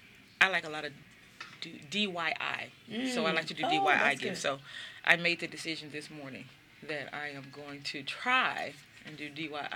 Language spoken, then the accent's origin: English; Mississippi, United States; So I think the best word that I could choose for growing up in Mississippi, growing up the way I did, was mm-hmm. life-changing.